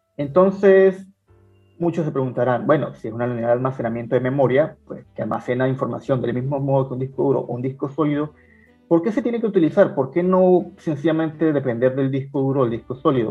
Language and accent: Spanish; Venezuela; moved away as an adult; now in Peru; los aventureros venezolanos que no salimos de Venezuela por cuestiones de pobreza